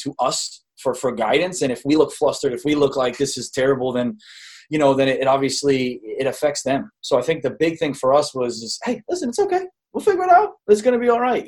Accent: Rhode Island, United States; moved away; I was born in Rhode Island.

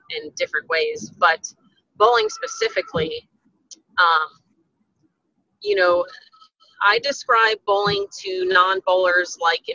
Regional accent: Texas, United States; my home center here in Texas, in front of my hometown, in front of my family

